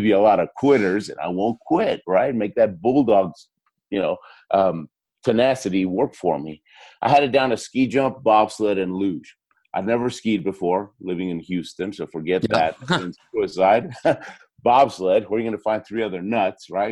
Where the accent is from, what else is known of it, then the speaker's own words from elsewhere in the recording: Argentina; moved away; I was born in Argentina